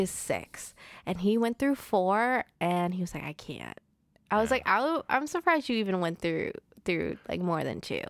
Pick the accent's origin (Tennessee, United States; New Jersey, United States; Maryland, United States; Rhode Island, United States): Rhode Island, United States; Providence; I was born and raised in Providence.